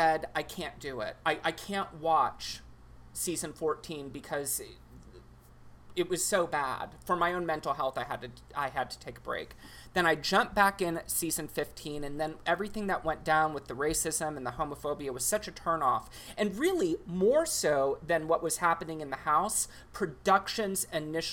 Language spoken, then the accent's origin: English; Texas, United States; I grew up in Texas